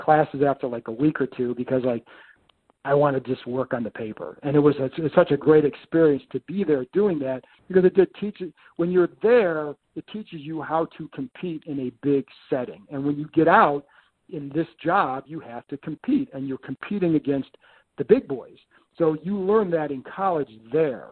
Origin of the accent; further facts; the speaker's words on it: Lakewood, Ohio, United States; I grew up in Lakewood.